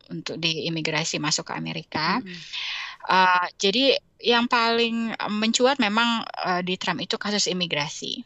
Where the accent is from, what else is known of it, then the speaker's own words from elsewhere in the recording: Indonesia; moved away as an adult; now in United States; waktu kita besar di Indonesia